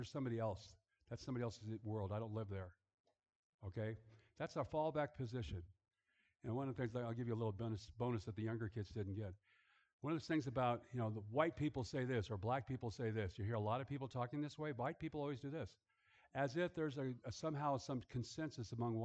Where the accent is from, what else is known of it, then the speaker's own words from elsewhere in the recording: Los Angeles, California, United States; also born or lived in Germany; I grew up in a Jewish neighborhood